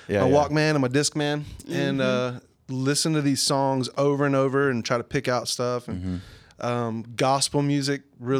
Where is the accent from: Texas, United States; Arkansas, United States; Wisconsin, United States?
Arkansas, United States; El Dorado; I'm 35 years old. I'm from El Dorado, way south Arkansas.